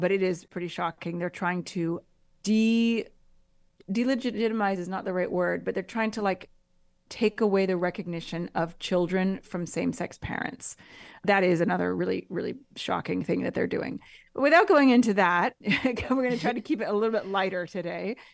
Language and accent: English; United States; moved away; also born or lived in Quebec / Italy; as an American